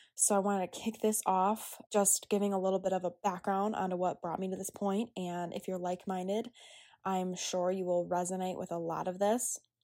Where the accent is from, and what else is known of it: United States